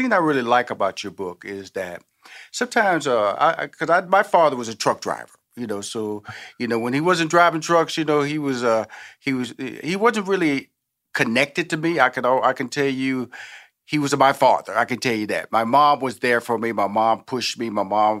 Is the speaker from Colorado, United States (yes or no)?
no; Houston, Texas, United States; And so that's the Southern. I'm from Houston, Texas. I'm from the South.